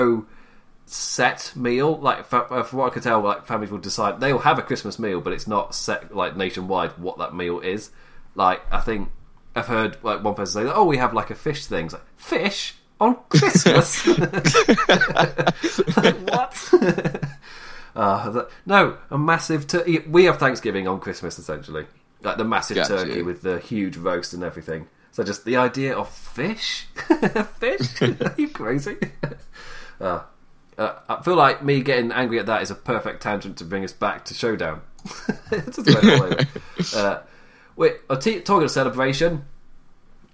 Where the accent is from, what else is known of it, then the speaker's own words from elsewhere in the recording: England, United Kingdom; me being English